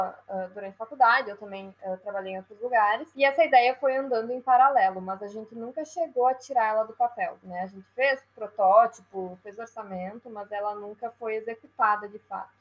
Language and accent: Portuguese; Passo Fundo, Rio Grande do Sul, Brazil; a gente, a gente é de Passo Fundo